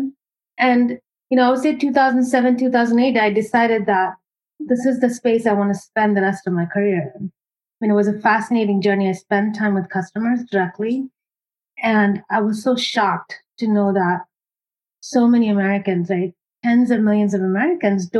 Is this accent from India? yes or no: yes; India; moved away as an adult; now in United States; I grew up in India.